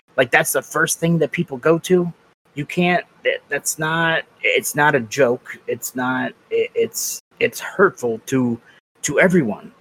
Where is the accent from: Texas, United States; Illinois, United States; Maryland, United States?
Maryland, United States; Baltimore; I grew up in Baltimore City